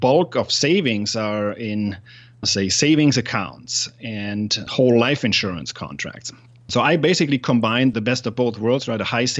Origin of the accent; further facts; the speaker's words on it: Germany; English is a second language; I'm from Germany originally.